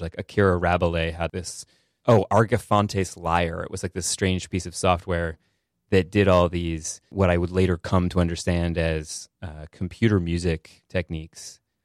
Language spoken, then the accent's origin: English; the Berkshires, Massachusetts, United States; Rural. Uh, I'm from the Berkshires in Massachusetts